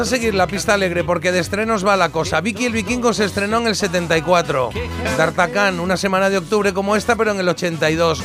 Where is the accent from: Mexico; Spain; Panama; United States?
Spain; como buen español